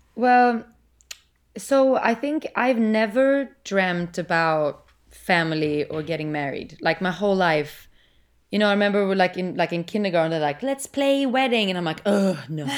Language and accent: English; Sweden; now in United States; I'm from Sweden